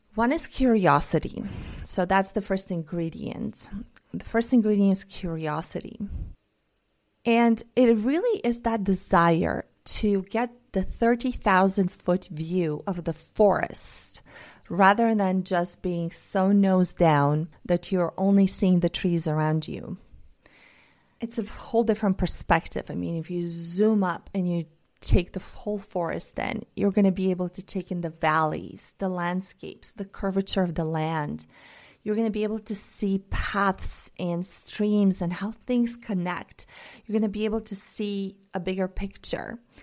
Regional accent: Bulgaria; first language Bulgarian and Russian; English is a second language; I grew up speaking two languages, Bulgarian and Russian, 'cause my mom is Russian. I grew up in Bulgaria.

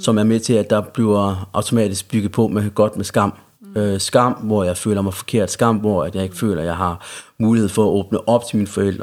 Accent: Central Jutland, Central Denmark Region, Denmark; accent: Jutlandic; now in Copenhagen, Denmark; hvis man hører noget jysk i min accent, så er det også, fordi jeg er fra Jylland. Jeg mm. er øh, opvokset i, i Midtjylland hos min familie

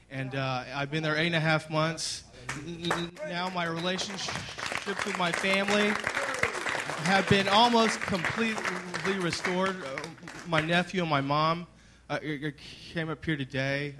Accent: Dallas, Texas, United States; I grew up in Highland Park in Dallas

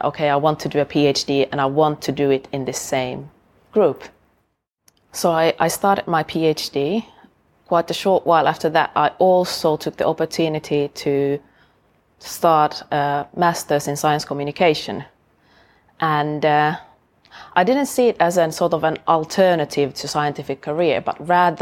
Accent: Oulu, North Ostrobothnia, Finland; moved away as an adult; now in Sheffield, United Kingdom; I went to study biology at the University of my hometown, Oulu, in Finland

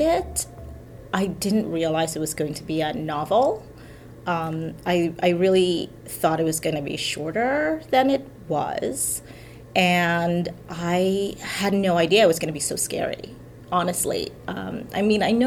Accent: Trinidad & Tobago; the kind of stories that I grew up hearing in Trinidad

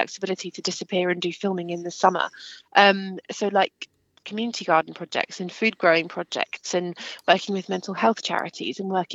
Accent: Kent, South East England, United Kingdom; moved away; also born or lived in Scotland; where I grew up in Kent. And then I've moved around a lot, lived in Scotland, lived in the southwest

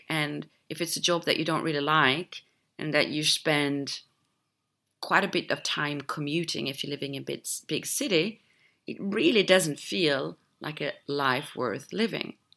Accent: Sweden; moved away; my home country jumped on the health train many years ago, actually, Sweden

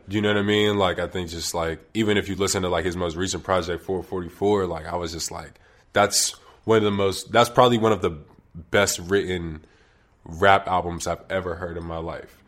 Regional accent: Wilkinsburg, Pennsylvania, United States; I'm from Wilkinsburg, which is a borough to the far east of Pittsburgh, right before you hit Monroeville

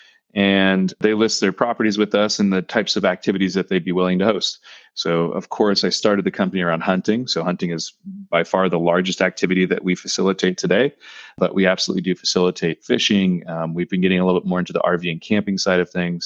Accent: Southern California, United States; moved away as an adult; also born or lived in Boston / Chicago / New York / San Francisco; now in Bozeman, United States; originally I was born in Southern California. I grew up hunting, fishing, surfing, all sorts of outdoor stuff.

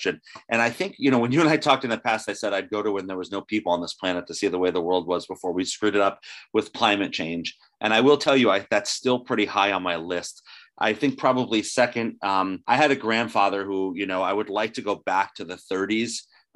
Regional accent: New Jersey, United States; I'm from New Jersey.

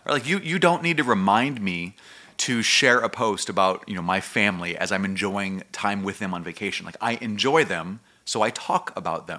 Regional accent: United States; as American Christians and what we've grown up

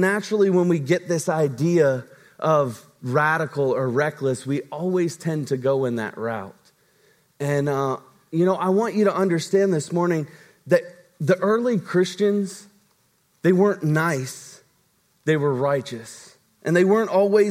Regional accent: Virginia, United States; moved away; my hometown in Virginia

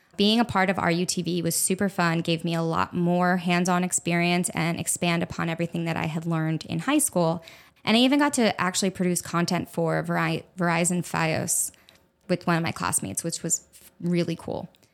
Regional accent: Egg Harbor Township, New Jersey, United States; now in South Florida, United States; I was born and raised in Egg Harbor Township, New Jersey, which is about ten minutes or so outside of Atlantic City.

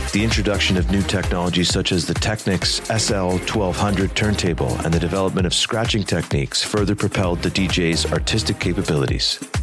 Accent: Toronto, Ontario, Canada; Our experiences at the school, our experiences in Scarborough, in the six, in the borough, as they call it

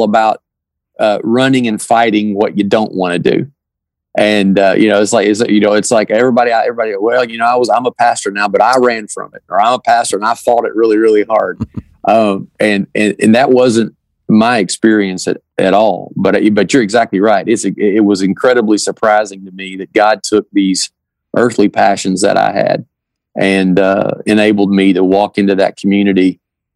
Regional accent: Kentucky, United States; as a young man growing up in Kentucky

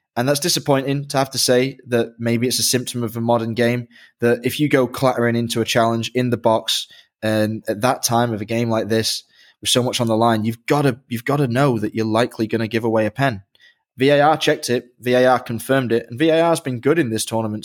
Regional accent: England, United Kingdom; I grew up in England

